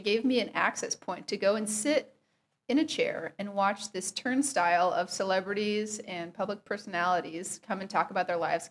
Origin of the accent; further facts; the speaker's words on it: Waukee, Iowa, United States; moved away as an adult; also born or lived in Des Moines, Iowa / Portland, Oregon; now in Nashville, United States; I'm from Waukee, Iowa, which is west of Des Moines